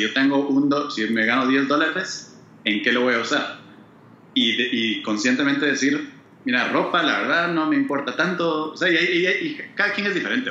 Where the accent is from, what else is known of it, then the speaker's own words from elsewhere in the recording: Guatemala; now in United States; yo soy de Guate, ¿va? Y mi familia todavía vive, en Guate